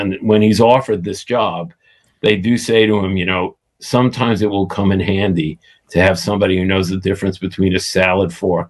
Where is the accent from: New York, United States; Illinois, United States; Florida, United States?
New York, United States; New York City; I grew up in the Coney Island section of Brooklyn.